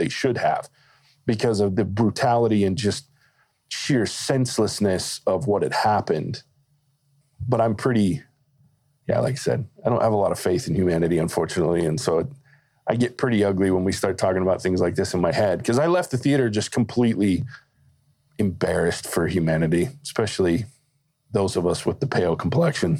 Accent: the South, United States; I grew up in the South. Like, my family's from the deep South on my mom's side

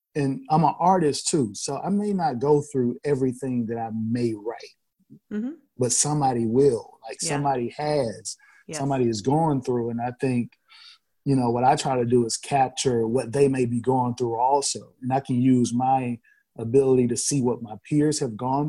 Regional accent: Atlanta, Georgia, United States; in Atlanta specifically, like, we accepted all music

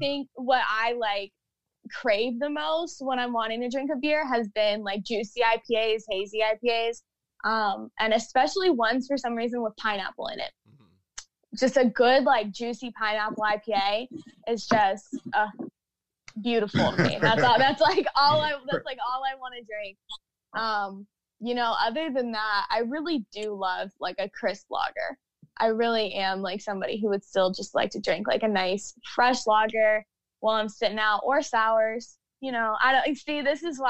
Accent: Jacksonville, Florida, United States; born or raised there; now in Orlando, United States

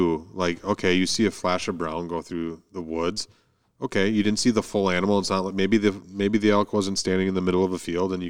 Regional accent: Wisconsin, United States; It's northern Wisconsin, and I grew up there, hunting from when I was 12

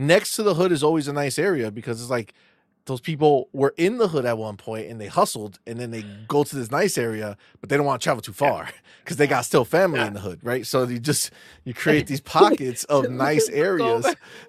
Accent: New Jersey, United States; Fun fact: we're actually from New Jersey, but we migrated up here.

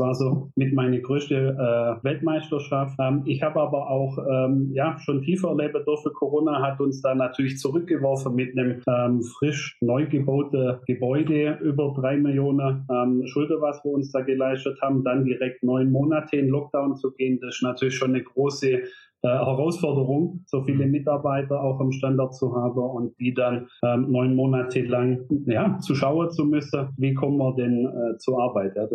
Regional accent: Rottweil, Baden-Württemberg, Germany; ich bin äh, 19 1985 in Rottweil geboren, ähm, bin auf dem Bauernhof äh, groß gewachsen

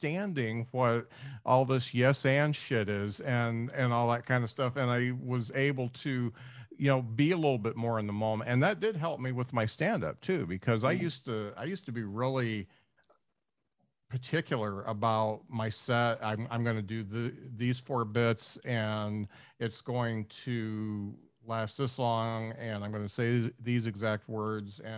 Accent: Northern Indiana, United States; moved away; I'm from Northern Indiana, and one of my good friends there would put on shows

